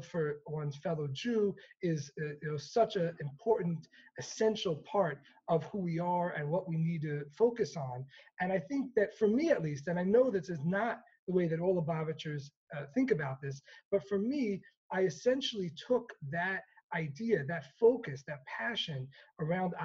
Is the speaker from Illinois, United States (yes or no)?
no; New York City, New York, United States; growing up in Crown Heights in Brooklyn in the 1990s